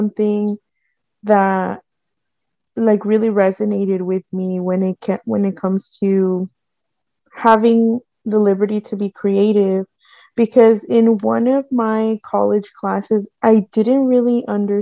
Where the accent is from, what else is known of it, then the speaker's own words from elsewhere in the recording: San Jose, California, United States; I grew up in Eastside San Jose